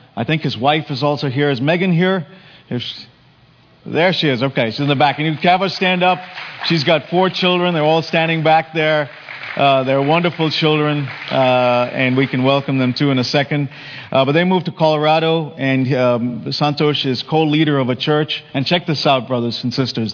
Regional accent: India; moved away; when we grew up in India

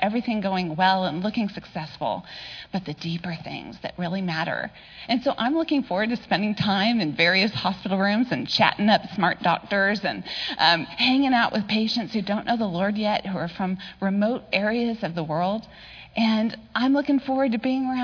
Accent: Palo Alto, California, United States; It was boring growing up in Palo Alto

